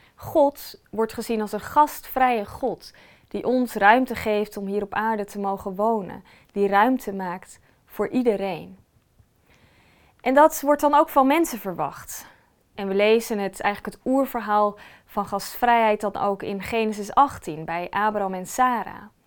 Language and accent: Dutch; Netherlands; wij als Nederlanders